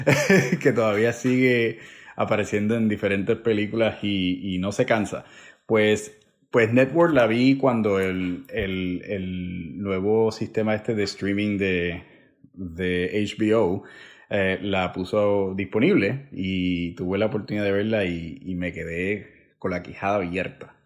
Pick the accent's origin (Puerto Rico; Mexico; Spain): Puerto Rico; Villalba; como decimos en Puerto Rico, como decimos en, decía en mi pueblo Villalba